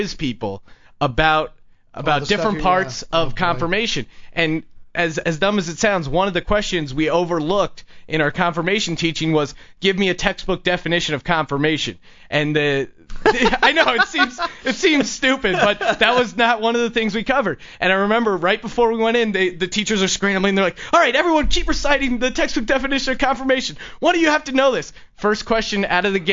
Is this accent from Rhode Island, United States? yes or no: no; Bethlehem, Pennsylvania, United States; now in Los Angeles, United States; I'm from originally from Bethlehem, Pennsylvania